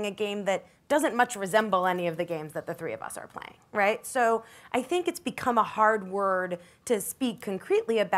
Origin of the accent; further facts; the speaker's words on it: New York City, New York, United States; I grew up in New York City and went to College and East Coast